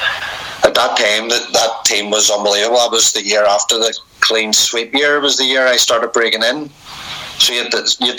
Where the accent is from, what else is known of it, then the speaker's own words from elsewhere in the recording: Belfast, Northern Ireland, United Kingdom; I'm from West Belfast. I never left West Belfast. You know, everything I did was all in my area